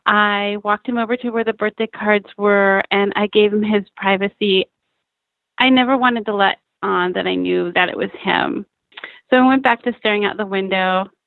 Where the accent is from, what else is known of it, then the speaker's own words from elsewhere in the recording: Bremerton, Washington, United States; I am from Bremerton, Washington.